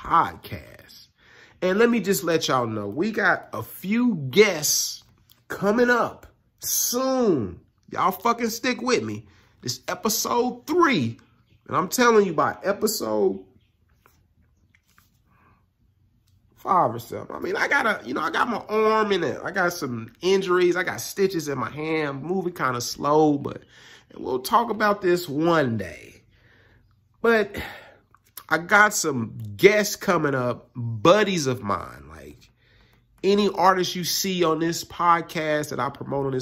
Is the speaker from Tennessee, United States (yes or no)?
no; Kansas City, Missouri, United States; growing up in Kansas City